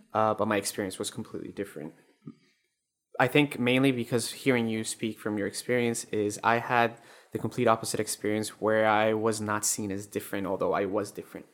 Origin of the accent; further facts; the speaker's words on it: Colombia; moved away; I'm from Colombia